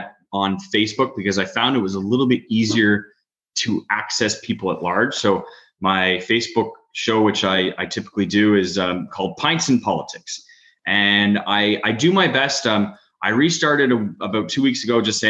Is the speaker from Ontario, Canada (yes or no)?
no; Beaconsfield, Quebec, Canada; I grew up in Beaconsfield. I went to Beacon Hill Elementary, Beaconsfield High School